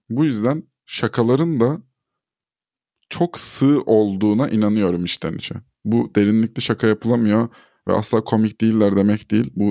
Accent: Turkey; first language Turkish

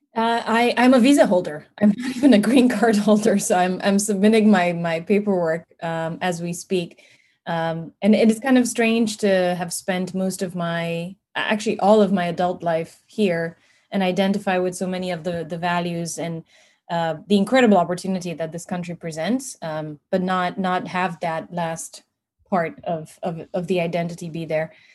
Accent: Transylvania, Romania; now in United States; I'm I'm Transylvanian, you know, because I you know it's Romania, but I feel Transylvanian

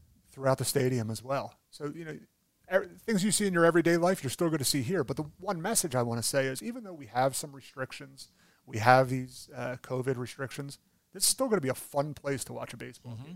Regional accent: Philadelphia, Pennsylvania, United States; I'm from Philadelphia

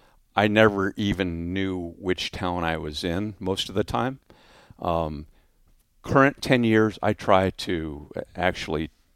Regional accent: Orange County, California, United States; So, favorite would be my hometown airport of Orange County.

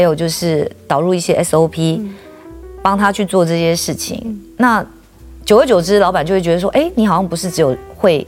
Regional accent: Taiwan; 因为我们台湾人永远都是台湾人嘛

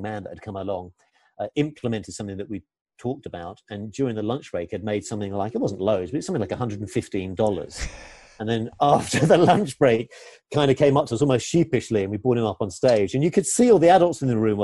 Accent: England, United Kingdom; I'm English

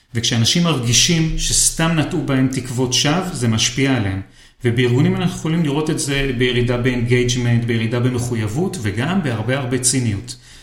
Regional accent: Israel; אצלנו בישראל

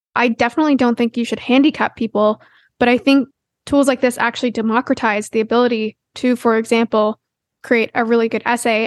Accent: Canada; As a Canadian

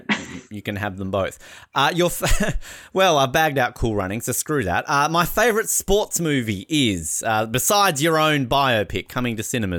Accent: Tasmania, Australia; All right, I'm from Tasmania.

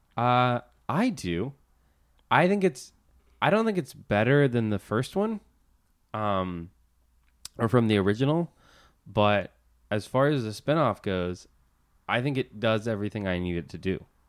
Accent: Central Florida, United States; now in Los Angeles, United States; I grew up in Central Florida

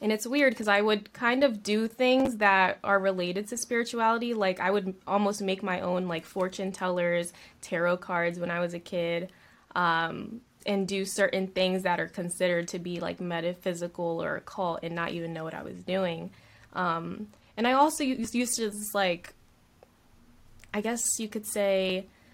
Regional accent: Delaware, United States; I grew up on the East Coast as well. Delaware, born and raised, very small state.

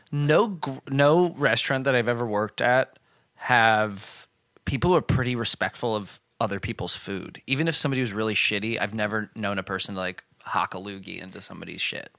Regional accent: New Jersey, United States; I worked at the Applebee's in my hometown

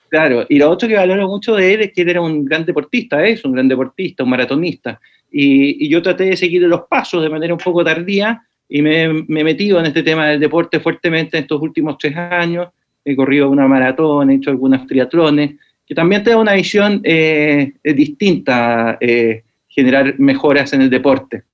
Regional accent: Santiago, Santiago Metropolitan Region, Chile; moved away as an adult; also born or lived in Los Ángeles, Biobío, Chile; de Santiago de Chile. Toda la vida nací acá, eh, y, pero viví hasta los 25 años en Santiago

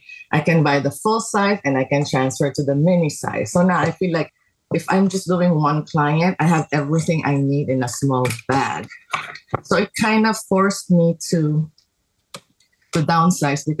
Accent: Philippines; moved away as an adult; now in Los Angeles, United States; I grew up in the Philippines and I came here to teach

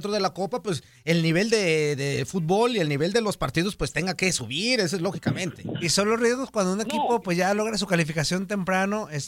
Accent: Guadalajara, Jalisco, Mexico; No, yo soy tapatío.

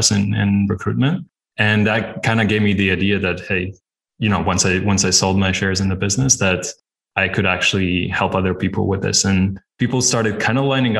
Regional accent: Latvia; now in Budapest, Hungary; I'm based in Budapest, Hungary, but originally I'm from Latvia

